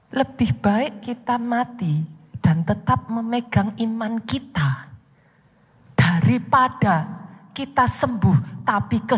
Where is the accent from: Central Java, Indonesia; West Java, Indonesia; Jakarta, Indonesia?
Central Java, Indonesia; Surakarta; accent: Javanese; Maaf saya dari Solo, saudaraku. Bahasa Jawanya masih keluar.